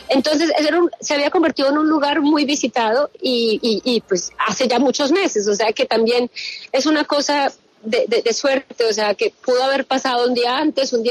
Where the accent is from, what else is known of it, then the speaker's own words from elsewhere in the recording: Colombia; como los colombianos no tenemos alerta, pero sabemos cómo es